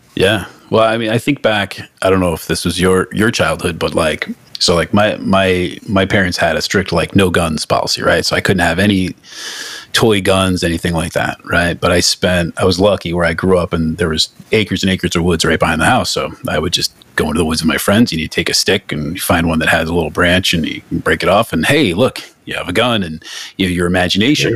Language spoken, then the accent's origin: English; Northeast, United States; I'm from the Northeast